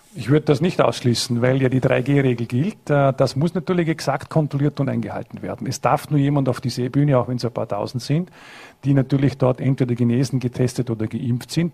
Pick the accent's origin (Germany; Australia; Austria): Austria; Vorarlberg; in Hard, in Lustenau, in Bregenz, in Dornbirn, in meiner Heimatgemeinde